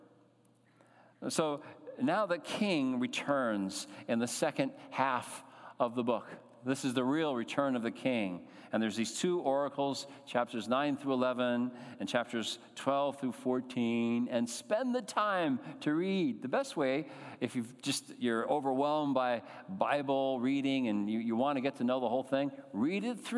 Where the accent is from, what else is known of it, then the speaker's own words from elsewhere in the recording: Connecticut, United States; growing up in Connecticut